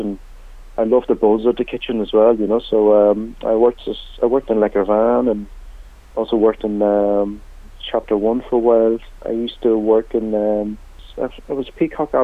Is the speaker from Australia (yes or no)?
no; Buncrana, Ulster, Ireland; also born or lived in Hong Kong; I was born in Hong Kong, 1977. And I moved to Donegal when I was around 8